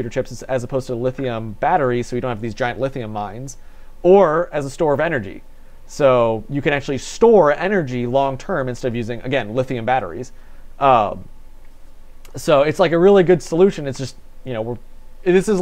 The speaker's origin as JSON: {"language": "English", "town": "Batavia", "country": "United States", "said": "I'm from Batavia"}